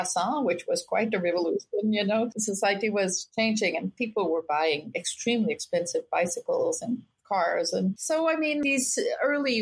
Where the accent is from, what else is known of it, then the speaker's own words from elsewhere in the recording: Quebec, Canada; moved away as an adult; also born or lived in France; now in Boston, United States; I grew up in Quebec during the peak of the independence movement